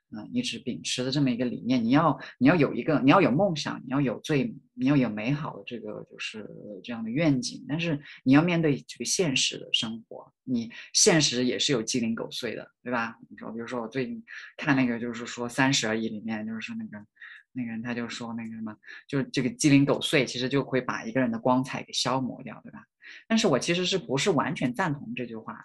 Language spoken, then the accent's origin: Chinese; rural county in Hunan, China; moved away as an adult; also born or lived in Changsha / Beijing; now in United States; 我来自农村嘛